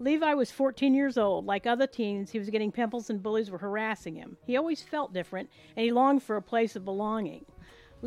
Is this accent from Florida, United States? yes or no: yes; Space Coast of Florida, United States; also born or lived in Arkansas; now in Florida, United States; I grew up on the Space Coast of Florida.